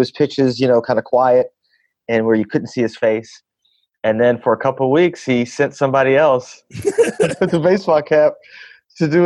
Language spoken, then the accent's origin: English; Flint, Michigan, United States; also born or lived in Memphis, Tennessee; now in Los Angeles, United States; I grew up in Flint, Michigan